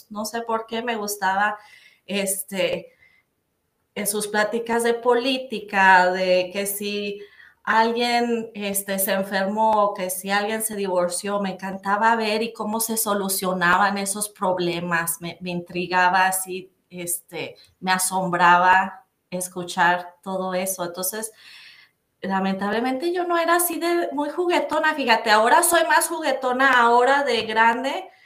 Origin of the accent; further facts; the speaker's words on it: Torreón, Coahuila, Mexico; also born or lived in Durango, Mexico; yo nací en Torreón, Coahuila, México. Eh, de, pues mis papás eran casados, eh, tuvieron a mí y a mi hermana. Em, y luego como a los cuatro años se divorciaron. Eh, entonces mi hermana y yo estuvimos con, mi mamá un rato en Durango, Durango, y luego un rato en Torreón, Coahuila.